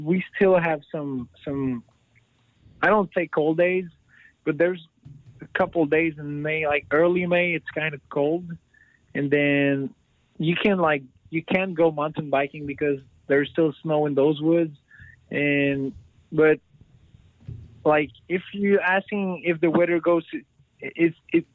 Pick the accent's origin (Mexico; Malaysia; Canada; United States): Canada; being Canadian.